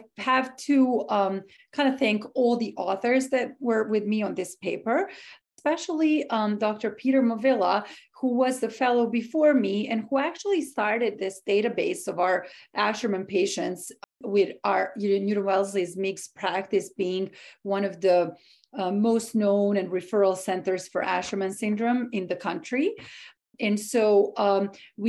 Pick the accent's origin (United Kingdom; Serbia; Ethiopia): Serbia; moved away as an adult; also born or lived in Boston area, Massachusetts, United States; now in Washington, D.C., United States; I'm originally from Serbia in Eastern Europe. I came to this country 10 years ago.